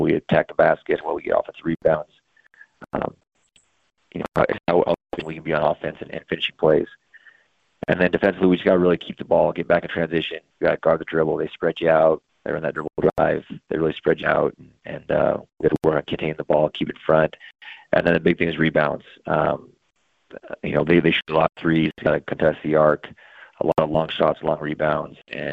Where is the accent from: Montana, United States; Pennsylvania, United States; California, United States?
Montana, United States; Kalispell; I grew up in Kalispell